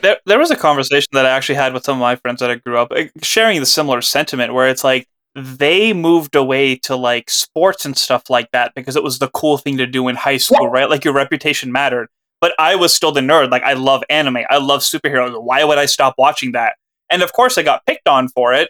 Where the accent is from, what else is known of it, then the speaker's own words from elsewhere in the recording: Pakistan; as a Pakistani